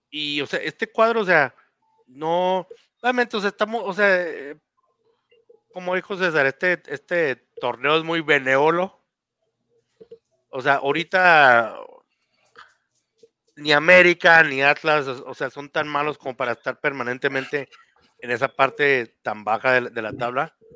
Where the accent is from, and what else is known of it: Mexico